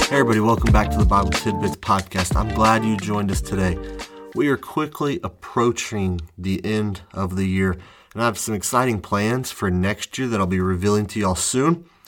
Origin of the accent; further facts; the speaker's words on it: United States; I am from the United States